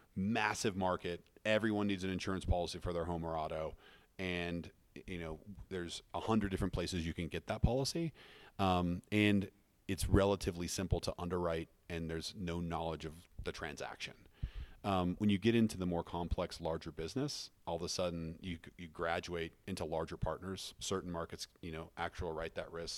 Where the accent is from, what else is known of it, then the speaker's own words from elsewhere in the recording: Fruita, Colorado, United States; also born or lived in Wheat Ridge, Colorado / Denver, Colorado; I grew up in, uh, Fruta, Colorado, outside of Grand Junction